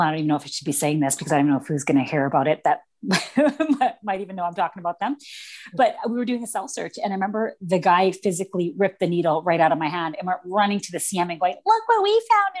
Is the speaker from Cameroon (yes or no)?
no; Vancouver, British Columbia, Canada; I grew up in East Vancouver, which is pretty yeah. much like the bad part of town out here